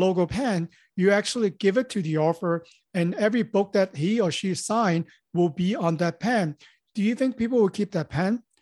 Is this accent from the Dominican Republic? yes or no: no; Hong Kong; moved away as an adult; also born or lived in Los Angeles; born and raised in Hong Kong, so, and I came to Los Angeles after high school.